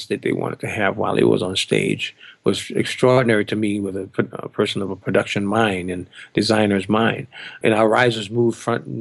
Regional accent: New Orleans, Louisiana, United States; moved away; my hometown, New Orleans

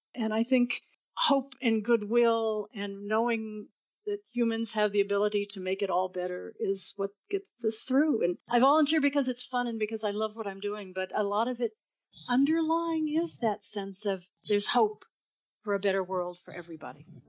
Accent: United States; also born or lived in Austin, Texas; I'm an American

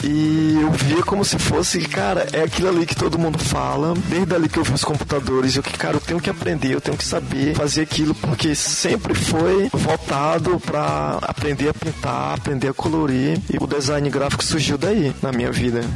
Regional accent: Timon, Maranhão, Brazil; also born or lived in Teresina, Piauí / Codó, Maranhão; Eu nasci aqui, né, em Teresina, só que eu sempre morei em Timon, né? E minha família é do interior de Codó

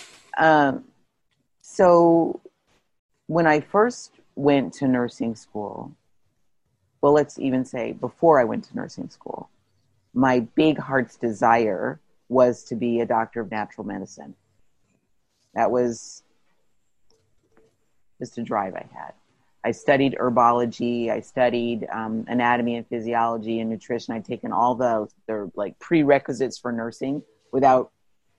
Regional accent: Plainfield, New Jersey, United States; I grew up in New Jersey

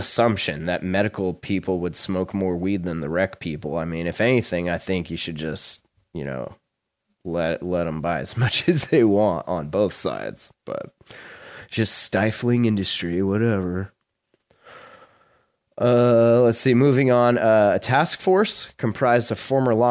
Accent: Montana, United States; moved away; my hometown or my home state

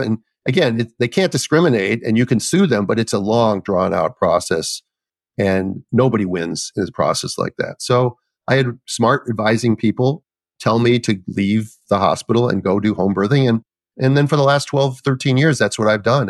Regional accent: Minnesota, United States; I grew up in Minnesota

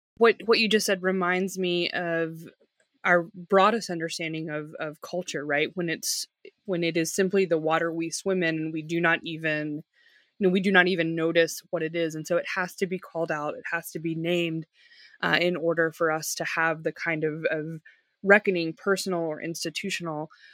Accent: the South, United States; I'm a Southerner

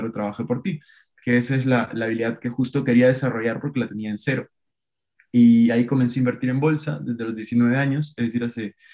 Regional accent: Peru; moved away as an adult; now in Madrid, Spain; Ahora estoy viviendo en Madrid, eh, yo soy de Perú, como les decía, estoy haciendo una maestría aquí, un MBA

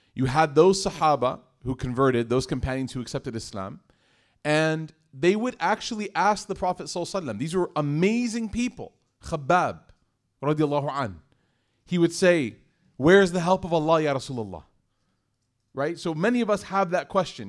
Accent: United States; I'm from America

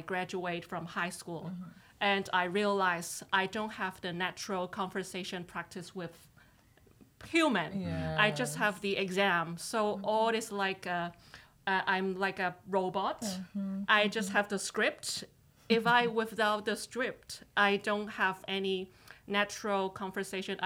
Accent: Hong Kong; English is a second language; now in Toronto, Canada; I was born in Hong Kong

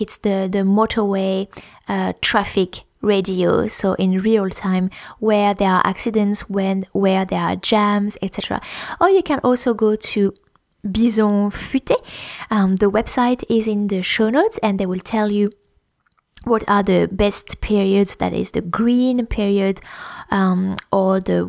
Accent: Champagne region, Grand Est, France; moved away; Where I grew up in the Champagne region

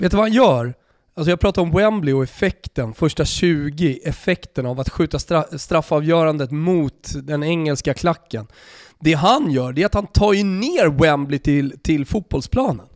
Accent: Sweden; moved away as an adult; also born or lived in Italy / Austria; som svensk

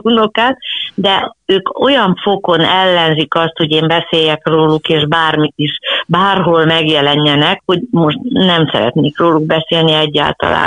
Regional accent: Budapest, Hungary; Abban az időben nem volt senkinek, lehet, hogy valakinek vidéken vagy falun előfordulhatott, hogy volt egy-egy lova, de itt Budapesten sportegyesületek voltak

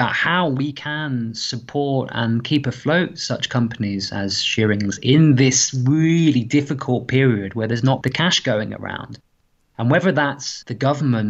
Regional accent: Portsmouth, South East England, United Kingdom; probably Portsmouth, because that's the environment I've spent most time

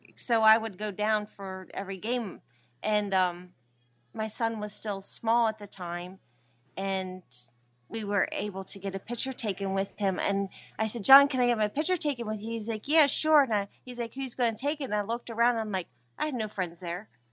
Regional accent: Dillsburg, Pennsylvania, United States; my hometown is Dillsburg

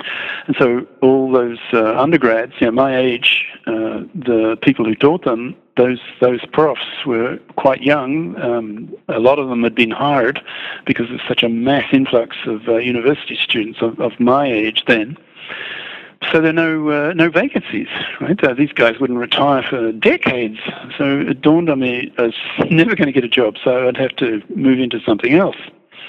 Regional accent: Australia; also born or lived in England / Netherlands / Belgium / Japan; now in China; I grew up in Australia and then England, Holland, Belgium, Japan, America, and China.

